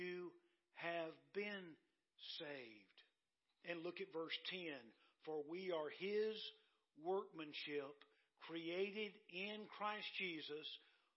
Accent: Dillon, United States; my hometown of Dillon

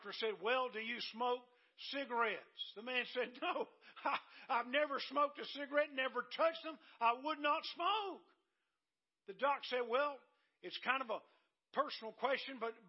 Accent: Dillon, United States; my hometown of Dillon

